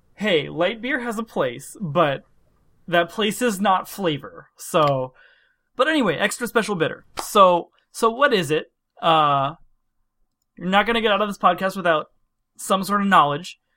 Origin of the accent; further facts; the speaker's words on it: Pennsylvania, United States; moved away; I'm from Pennsylvania. We pronounce everything a little strange.